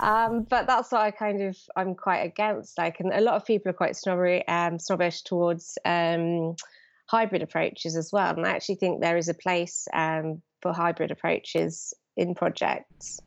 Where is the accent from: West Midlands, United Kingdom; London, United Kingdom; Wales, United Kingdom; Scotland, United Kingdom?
London, United Kingdom; I'm from London